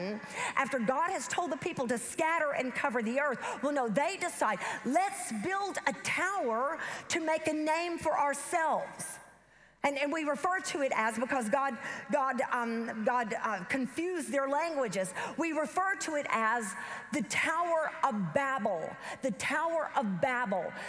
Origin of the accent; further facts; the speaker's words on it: the South, United States; accent: southern; my southern accent